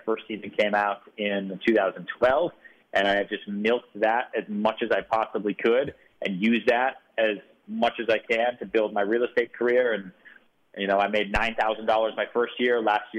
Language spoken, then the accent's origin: English; Houston, Texas, United States; born there; You know, I was born in Houston, Texas.